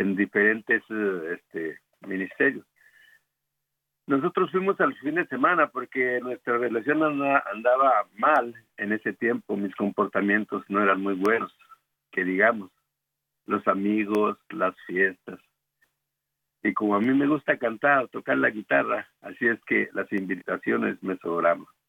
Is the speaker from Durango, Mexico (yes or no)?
yes; Guadalupe Victoria, Durango, Mexico; moved away as an adult; also born or lived in El Paso, Texas; now in Dallas, United States; Nosotros somos originarios de Guadalupe Victoria Durango. Allá nos conocimos en un coro